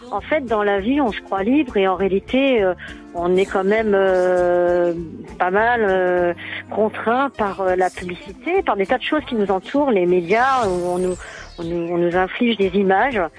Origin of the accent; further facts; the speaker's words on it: Paris, Île-de-France, France; oui, de Paris.